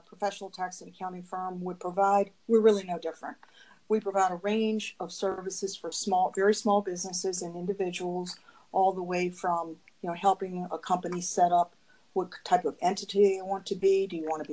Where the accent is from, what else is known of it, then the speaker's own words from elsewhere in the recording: the South, United States; moved away as an adult; also born or lived in Washington, D.C.; I was born and raised in the South, and I lived a very traditional family